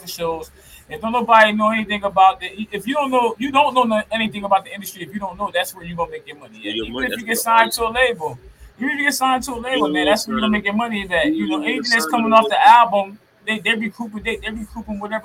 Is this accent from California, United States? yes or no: no; Camden, New Jersey, United States; where I'm from Camden, New Jersey, CMD